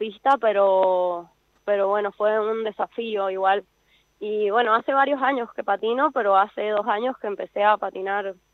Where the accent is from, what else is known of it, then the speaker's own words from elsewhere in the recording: San Juan, Argentina; Yo soy de San Juan